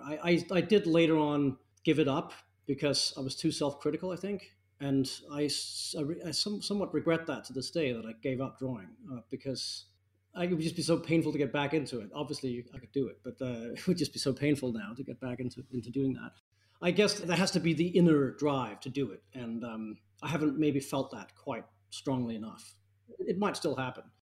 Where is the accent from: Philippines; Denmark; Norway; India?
Denmark; Copenhagen, Capital Region of Denmark; I grew up in Copenhagen